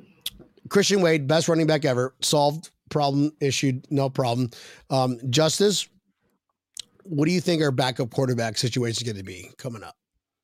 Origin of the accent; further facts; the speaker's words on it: United Kingdom; I'm not from here, mate. I'm from Great Britain.